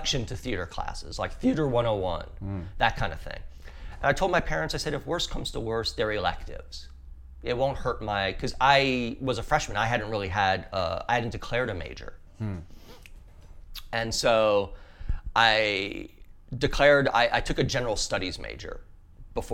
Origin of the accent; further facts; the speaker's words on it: southern Louisiana, United States; I grew up in southern Louisiana.